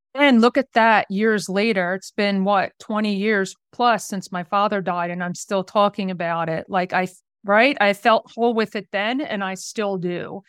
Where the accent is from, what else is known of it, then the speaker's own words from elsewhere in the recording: New Jersey, United States; I'm originally from the South Jersey area